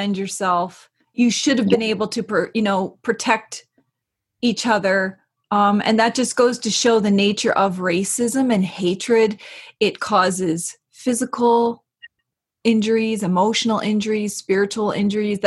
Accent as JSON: {"language": "English", "area": "Eel River Bar First Nation", "region": "New Brunswick", "country": "Canada", "said": "I'm from Ogbagandjig at Eel River Bar First Nation"}